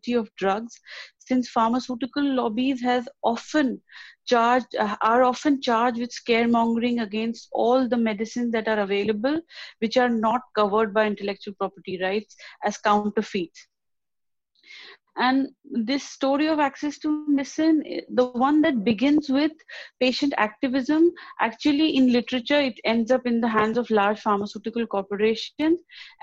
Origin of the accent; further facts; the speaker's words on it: India; moved away as an adult; now in Warwick, United Kingdom; I'm from India.